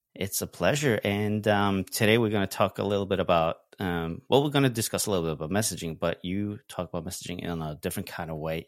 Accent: Norway; I'm from Norway, so we do tend to speak a little bit differently in terms of intonations

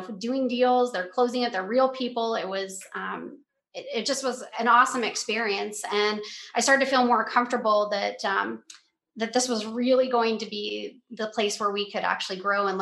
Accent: Denver, Colorado, United States; moved away as an adult; now in Cape Coral, United States; We are originally from Denver, Colorado

